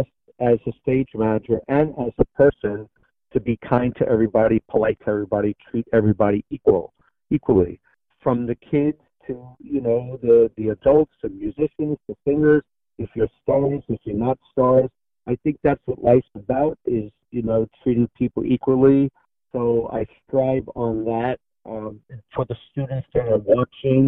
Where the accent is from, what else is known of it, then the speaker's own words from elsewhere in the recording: New York City, New York, United States; I grew up in Astoria, Queens, New York.